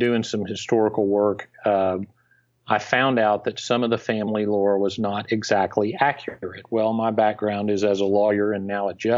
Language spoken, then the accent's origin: English; Texas, United States; when you grow up in this state, you really have an extreme almost sense of identity as a Texan.